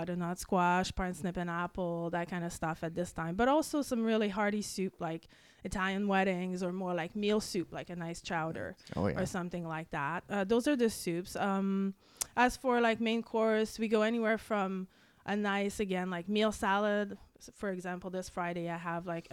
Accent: Quebec, Canada; English is a second language; moved away as an adult; also born or lived in Montreal / Vancouver; now in British Columbia, Canada; I'm from Quebec

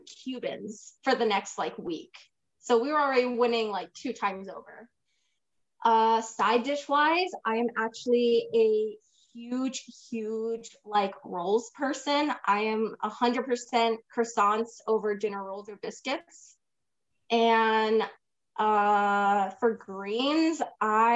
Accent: Midwest, United States; moved away; also born or lived in California; I am Puerto Rican, Italian descent, but I was raised in the Midwest

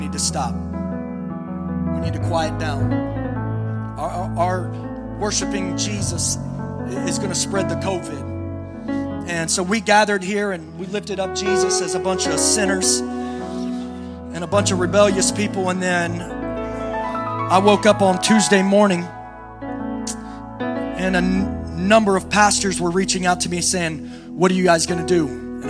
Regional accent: East Coast, United States; We're from the East Coast. West Coast is a little different

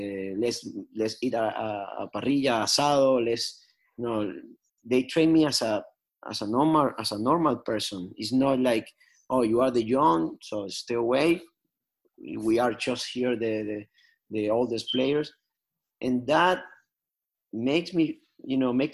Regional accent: Venezuela; moved away

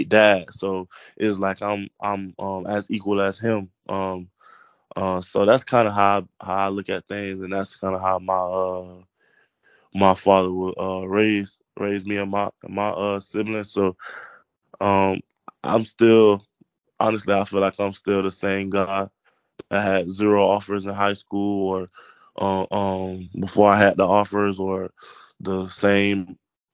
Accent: Lake Wales, Florida, United States; I'm from Polk

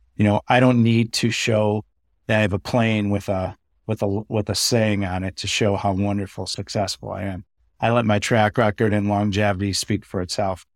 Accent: Chicago, Illinois, United States; I'm from Chicago, born and raised

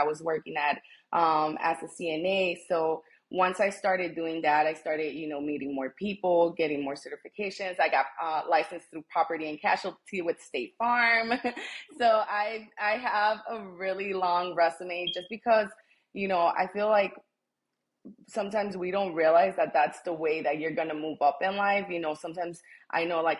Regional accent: Chicago, Illinois, United States; also born or lived in Taxco, Guerrero, Mexico; I was born in Mexico. I'm from Taxco, Guerrero. And I came to the United States when I was 5 years old. So I was raised here my whole life. I've lived in Chicago, you know, ever since I can remember. I grew up in the Logan Square neighborhood

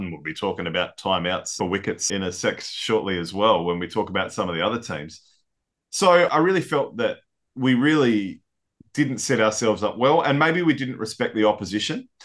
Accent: Australia; as Aussie fans

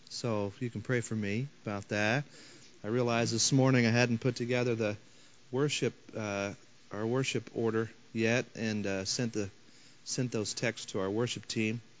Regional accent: St. Louis, Missouri, United States; I come from St. Louis.

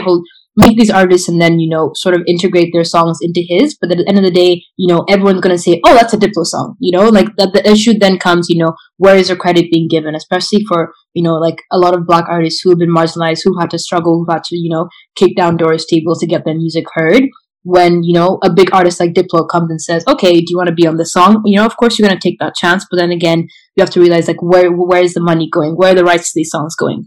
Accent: Kenya; moved away; I'm from Kenya

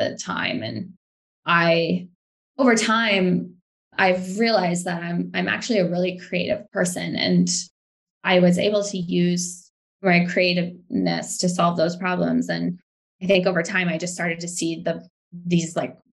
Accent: Quesnel, British Columbia, Canada; I grew up in Quesnel. I'm not sure if you're familiar with it, but it's a small town about 7 hours north of Vancouver

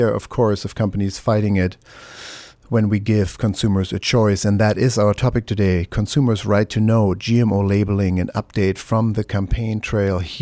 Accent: Germany; now in United States; I'm from Germany

